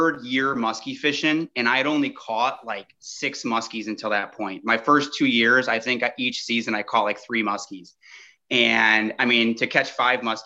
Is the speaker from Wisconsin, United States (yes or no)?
yes; Lake Geneva, Wisconsin, United States; I'm from Southeast Wisconsin, lived here my entire life, kind of in the Lake Geneva area.